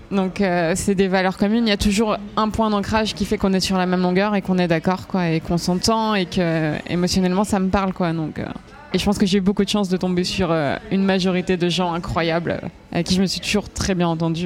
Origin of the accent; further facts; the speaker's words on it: Switzerland; Moi j'étais en Suisse, je suis en Suisse et j'ai grandi en Suisse.